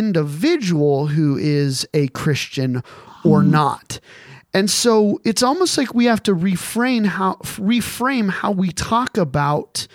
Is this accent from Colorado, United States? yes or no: yes; Colorado Springs, Colorado, United States; I was raised in Colorado Springs